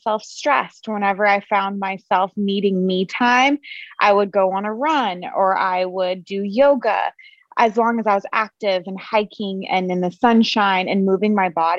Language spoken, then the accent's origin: English; Los Angeles, California, United States; I'm from Los Angeles